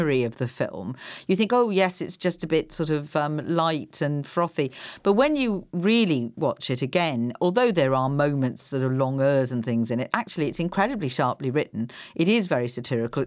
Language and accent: English; Wales, United Kingdom; moved away; I come from Wales